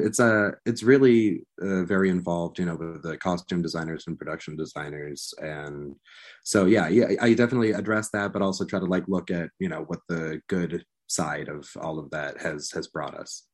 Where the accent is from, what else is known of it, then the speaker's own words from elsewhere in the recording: United States; I'm here as an American speaking with, with British colleagues